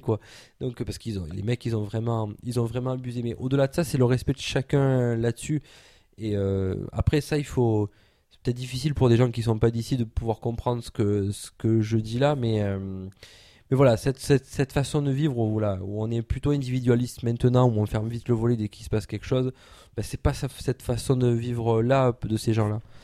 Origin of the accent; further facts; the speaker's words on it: Provence-Alpes-Côte d'Azur, France; nous, en tant que base alpin, on n'aime pas qu'on dise qu'on est des Marseillais. On est des gens du Sud si on veut.